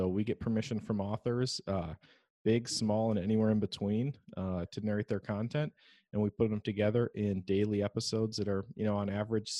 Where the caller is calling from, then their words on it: Menominee, Michigan, United States; So I'm recording from the Upper Peninsula of Michigan.